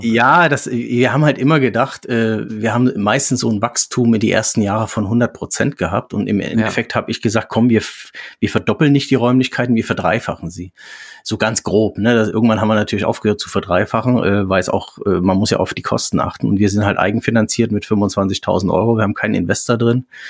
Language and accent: German; near Meissen, Saxony, Germany; now in Reinbek, Germany; komme ursprünglich aus der Nähe von Meißen, aus Sachsen, bin jetzt seit 25 Jahren im Norden